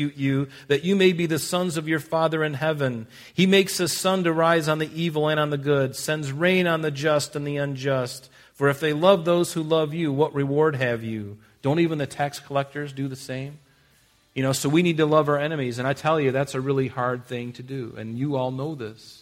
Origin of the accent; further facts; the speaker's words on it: United States; we're American